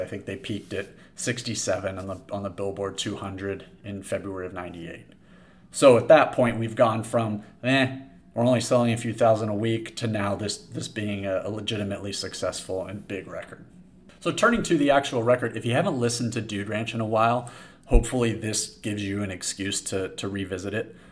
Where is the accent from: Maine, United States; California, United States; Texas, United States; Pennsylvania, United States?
California, United States; San Diego; I grew up in San Diego. I went to Poway High School